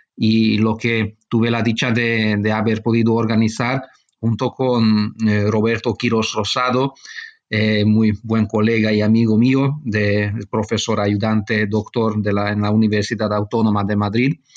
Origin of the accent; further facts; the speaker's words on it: Budapest, Hungary; also born or lived in Barcelona, Spain; nací en España, en Barcelona. Mi padre es, es, eh, español, mejor decir catalán. pero yo cuando era niño, mis padres marcharon a vivir a Hungría y toda mi formación tuvo lugar en, en Hungría, en Budapest